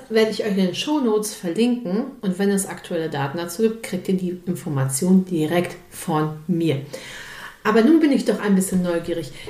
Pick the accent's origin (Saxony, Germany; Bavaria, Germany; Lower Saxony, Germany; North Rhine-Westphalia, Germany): North Rhine-Westphalia, Germany; Ich meine, ich komme aus dem Ruhrpott, aber ich fühle mich ja schon als Dittmarscher.